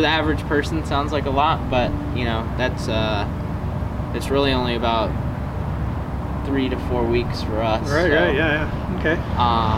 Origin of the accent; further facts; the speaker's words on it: San Diego, California, United States; moved away; Born and raised in San Diego. Lived in California my whole life